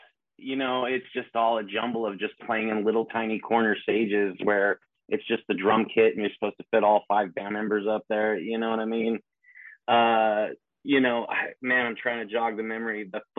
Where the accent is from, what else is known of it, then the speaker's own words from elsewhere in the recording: Turlock, California, United States; moved away as an adult; also born or lived in Los Angeles; now in Long Beach, United States; I grew up in Turlock, little farm community, farm town.